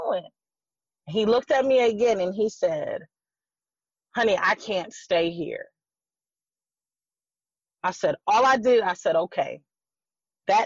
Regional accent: Racine, Wisconsin, United States; moved away as an adult; I was born in Racine, Wisconsin. Me and my husband both. We were raised in the same church

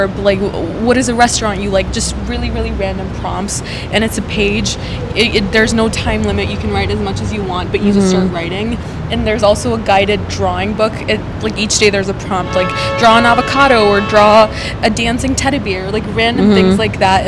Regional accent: Minnesota, United States; moved away as an adult; also born or lived in India / Seattle; now in Los Angeles, United States; I was born in India, grew up there for a little bit, and then moved to Minnesota, which is where I did all the way from elementary school through college

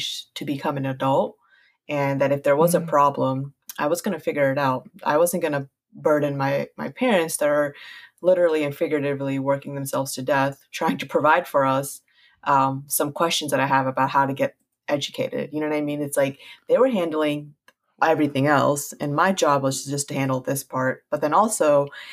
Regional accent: United States; first language Punjabi; also born or lived in Queens, New York / Baltimore, Maryland; I literally grew up in like Queens, Flushing, and then Baltimore

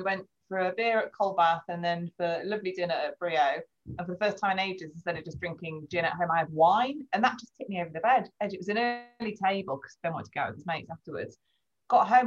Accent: England, United Kingdom; we're English

